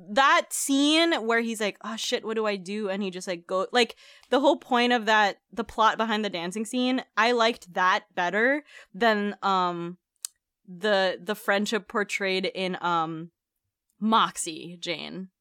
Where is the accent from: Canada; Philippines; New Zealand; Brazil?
Philippines; moved away; growing up in the Philippines